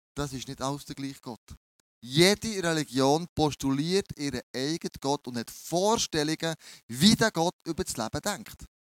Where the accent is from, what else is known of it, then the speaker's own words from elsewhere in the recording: Bern, Switzerland; accent: Bernese German; mein, mein Berndeutsch ist ein bisschen speziell